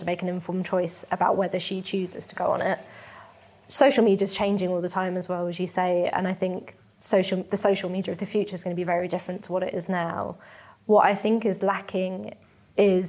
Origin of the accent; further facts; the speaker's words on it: London, United Kingdom; also born or lived in Mauritius / Surrey; now in Manchester, United Kingdom; I'm Mauritian, so it's I'm of Indian heritage from a country that's in Africa, but grew up in London and now live in Manchester.